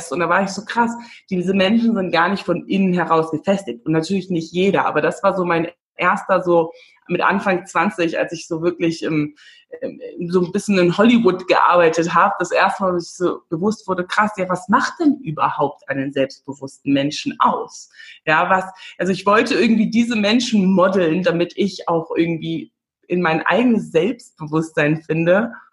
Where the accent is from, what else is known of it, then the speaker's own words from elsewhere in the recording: Namibia; moved away as an adult; also born or lived in England; now in Berlin, Germany; ich komme aus Namibia, ich bin in Namibia geboren und aufgewachsen und ähm, bin dann ähm, ja nach, nach England gezogen schon nach der Schule, habe dann da Film studiert